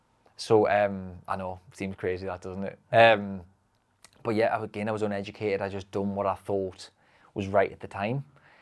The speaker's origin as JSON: {"language": "English", "region": "North East England", "country": "United Kingdom", "said": "I know I swear a lot. I'm a Geordie, see."}